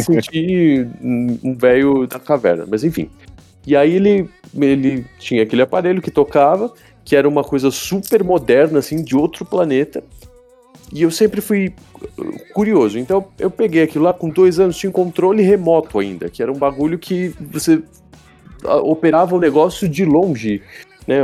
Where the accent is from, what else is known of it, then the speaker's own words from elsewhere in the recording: São Paulo, Brazil; Eu moro, sou de São Paulo, né? Moro, nasci, moro aqui.